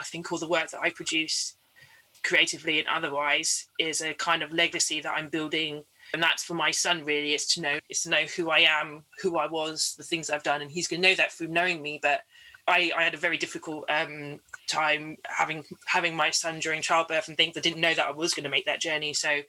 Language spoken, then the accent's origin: English; London, United Kingdom; So for a lot of the Caribbean people I grew up with in London, Margate was this kind of surrogate space